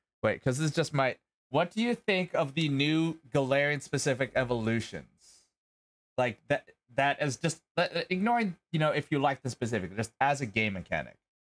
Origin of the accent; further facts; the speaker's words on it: United States; I'm also pronouncing it as an American.